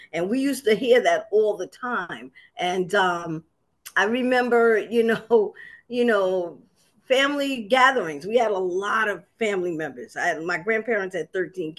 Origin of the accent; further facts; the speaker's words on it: New York City, New York, United States; also born or lived in Harlem, New York / Long Island City, Queens; I was raised in South Jamaica, Queens